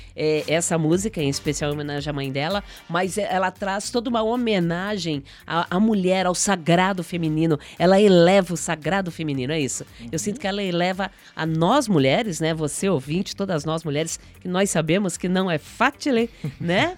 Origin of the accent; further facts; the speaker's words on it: southern Brazil, Brazil; da gente enquanto enquanto sulistas, enquanto brancos